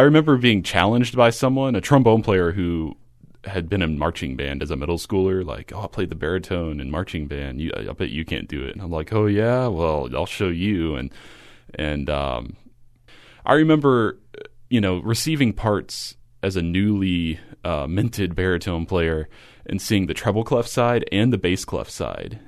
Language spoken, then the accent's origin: English; Kentucky, United States; I grew up in a small uh, I guess a manufacturing town in Kentucky, a population less than seven thousand